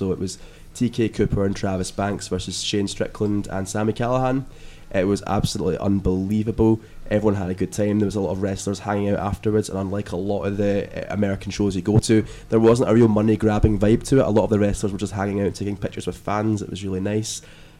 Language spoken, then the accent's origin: English; United Kingdom; as a British fan, you're not used to seeing people that you've been watching locally get that far